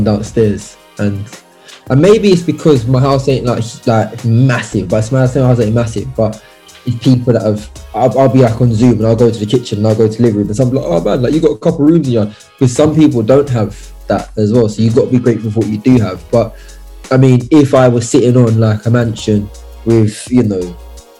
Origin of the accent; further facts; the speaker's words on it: London, United Kingdom; I was born in New Cross